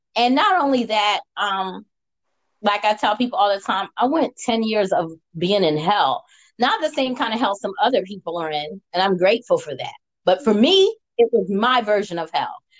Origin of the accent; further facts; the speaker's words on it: United States; I'm American.